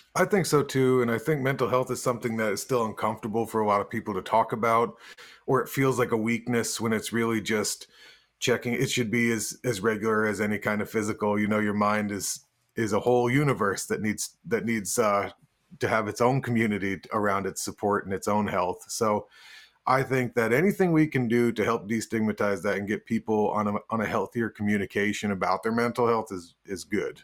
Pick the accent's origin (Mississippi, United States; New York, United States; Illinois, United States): New York, United States; Woodstock; I ended up building Spectre basses in Woodstock, New York, which is my hometown